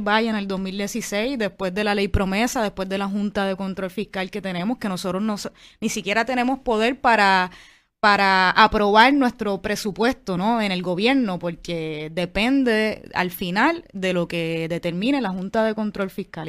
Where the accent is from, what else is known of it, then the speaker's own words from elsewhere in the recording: Puerto Rico; puertorriqueños y puertorriqueñas que creemos en la independencia